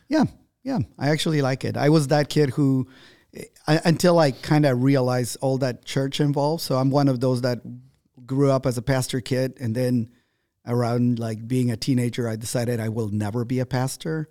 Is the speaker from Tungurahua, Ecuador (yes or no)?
yes; Ambato, Tungurahua, Ecuador; moved away; My hometown is called Ambato